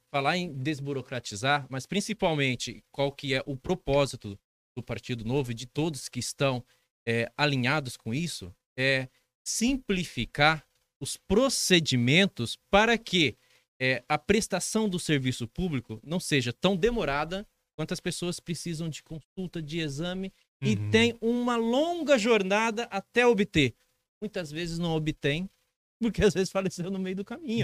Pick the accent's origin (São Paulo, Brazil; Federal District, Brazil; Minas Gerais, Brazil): São Paulo, Brazil; Dracena; Sou de Dracena, moro em Dracena, sou servidor público